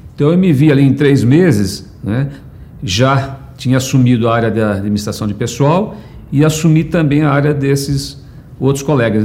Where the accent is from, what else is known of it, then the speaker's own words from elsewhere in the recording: São Paulo, Brazil; nasci em São Paulo em 19 de julho de 1963